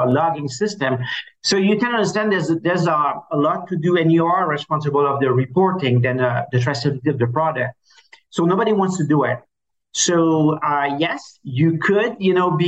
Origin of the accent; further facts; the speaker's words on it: Canada; accent: French Canadian; now in Miami, United States; obviously, you will see with my accent that I'm French Canadian. So, I live in Miami